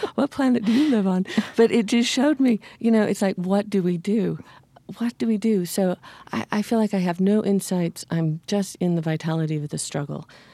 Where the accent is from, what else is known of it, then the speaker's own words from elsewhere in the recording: Utah, United States; as an American citizen growing up in the Interior West